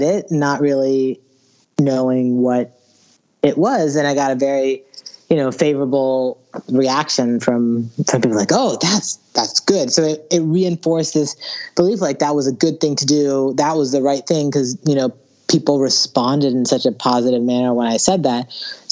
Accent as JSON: {"language": "English", "town": "Alexandria", "region": "Virginia", "country": "United States", "tie": "born or raised there", "said": "I grew up in Northern Virginia, in Alexandria, Virginia, right outside D.C."}